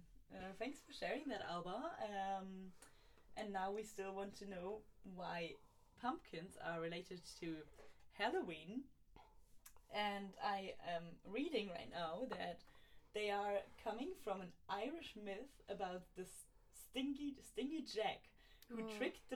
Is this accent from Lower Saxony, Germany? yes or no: yes; East Frisia, Lower Saxony, Germany; moved away; in the region where I grew up in Germany